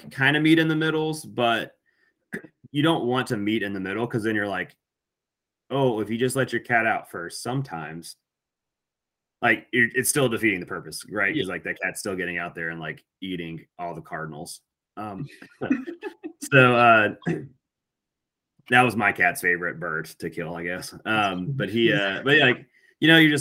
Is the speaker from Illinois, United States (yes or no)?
no; Alabama, United States; growing up in Alabama